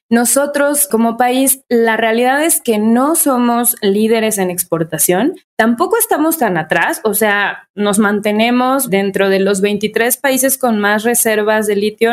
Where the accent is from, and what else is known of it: Mexico